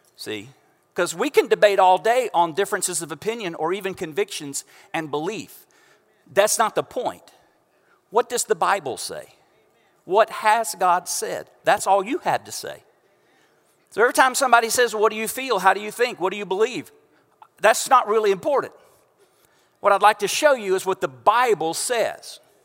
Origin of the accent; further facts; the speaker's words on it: Central Florida, United States; now in Houston, United States; we know if you are from this area of Central Florida